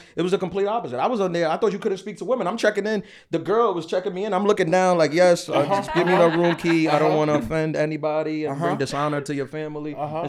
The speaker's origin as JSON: {"language": "English", "town": "Queens", "region": "New York", "country": "United States", "said": "I'm from Queens. Queens is not known for being. We're not known for attractive, like people. Like sure, this is New York, so there is that."}